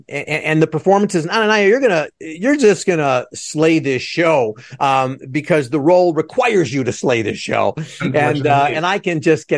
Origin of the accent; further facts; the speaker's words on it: Skokie, Illinois, United States; now in Chicago, United States; I'm a city boy, and I just, you know, trying to get me to leave the city. And I grew up in Skokie